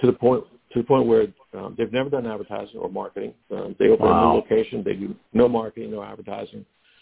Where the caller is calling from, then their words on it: Metairie, Louisiana, United States; I'm calling from Metairie, Louisiana, just outside New Orleans.